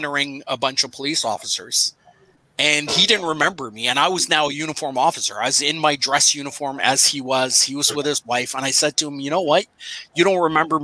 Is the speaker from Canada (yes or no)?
yes; Pickering, Ontario, Canada; I grew up in Pickering